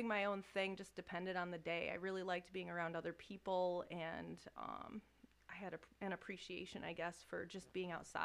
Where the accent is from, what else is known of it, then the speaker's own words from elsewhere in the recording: Lansing, Michigan, United States; now in Charlotte, United States; I grew up in Lansing, but I live in Charlotte.